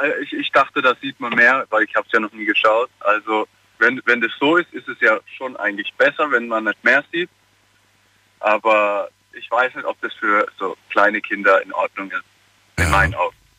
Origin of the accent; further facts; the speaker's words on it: Karlsruhe, Baden-Württemberg, Germany; ich komme aus Karlsruhe.